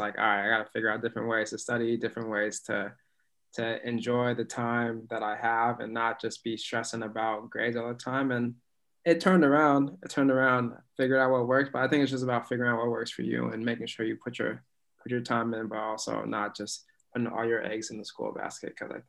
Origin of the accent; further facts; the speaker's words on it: Alaska, United States; now in Boston, United States; Because I came from Alaska to Boston and I didn't know what I was getting myself into.